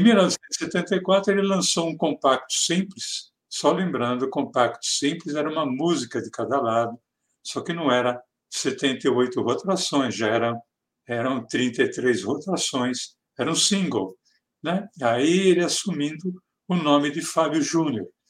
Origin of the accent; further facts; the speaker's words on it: Mooca, São Paulo, Brazil; accent: Mooca (São Paulo); o sotaque dele como personagem é muito parecido com o meu o nosso aqui da Moca